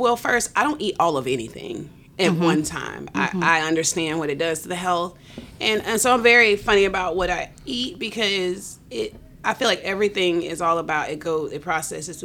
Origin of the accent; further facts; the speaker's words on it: West Palm Beach, Florida, United States; I'm from West Palm Beach, Florida.